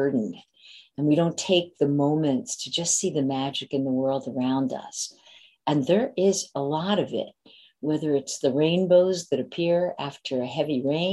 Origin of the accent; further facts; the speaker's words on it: Harrisburg, Pennsylvania, United States; now in Philadelphia, United States; I grew up in Harrisburg, Pennsylvania